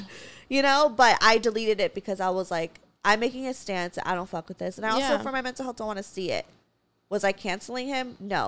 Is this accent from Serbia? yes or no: no; Philippines; Because as a Filipino, my parents, full Trump supporters, you guys.